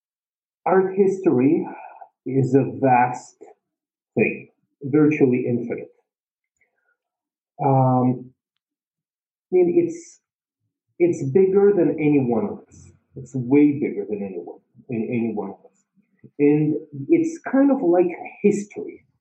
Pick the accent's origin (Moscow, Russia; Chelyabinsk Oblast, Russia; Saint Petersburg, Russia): Saint Petersburg, Russia; moved away; I was born in St. Petersburg